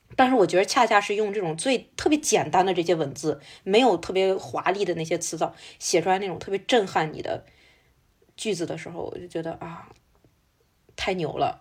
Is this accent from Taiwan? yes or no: no; China; 我们中国人有一种说法叫法不容情